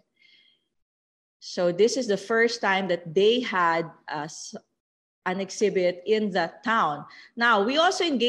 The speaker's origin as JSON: {"language": "English", "region": "Cagayan Valley", "country": "Philippines", "tie": "born or raised there", "said": "when I was growing up in Cagayan"}